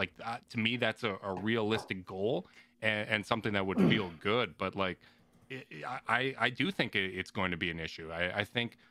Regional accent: Canada; I'm from Canada.

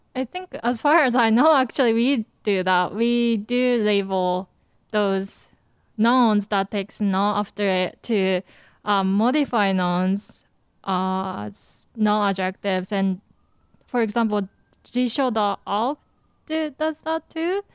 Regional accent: Japan; moved away; I grew up in Japan

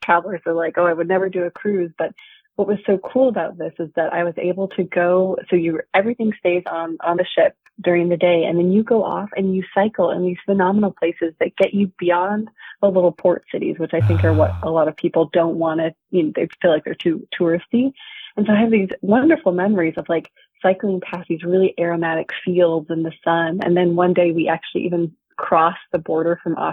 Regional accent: Seattle, Washington, United States; I grew up in Seattle, Washington

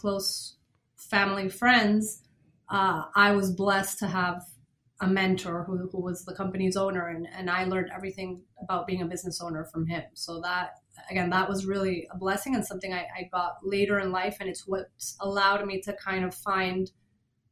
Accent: Venezuela; moved away as an adult; also born or lived in Boston, United States; now in Miami, United States; I grew up in Venezuela from German and Norwegian parents.

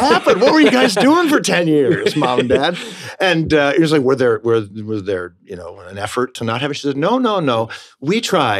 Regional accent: Rochester, New York, United States; now in New York City, United States; I grew up in Rochester, New York.

